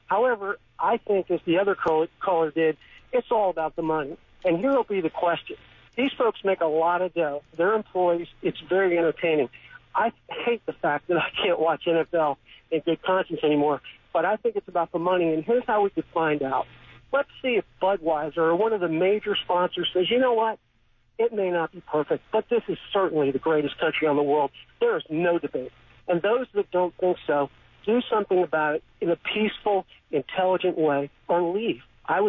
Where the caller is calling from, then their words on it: Jacksonville Beach, Florida, United States; I'm calling from Jacksonville Beach.